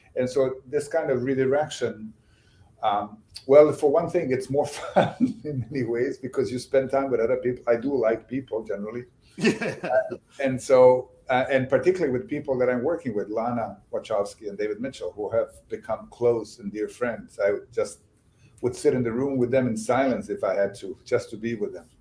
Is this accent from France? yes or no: no; Bosnia & Herzegovina; first language Bosnian; English is a second language; moved away as an adult; also born or lived in Sarajevo; now in United States; I grew up in Bosnia